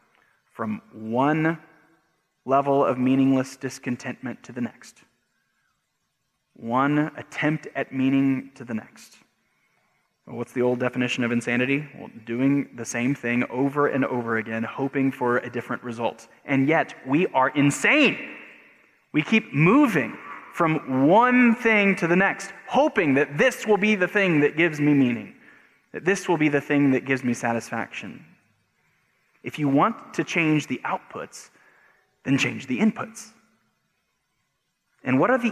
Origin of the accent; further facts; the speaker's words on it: United States; we as Americans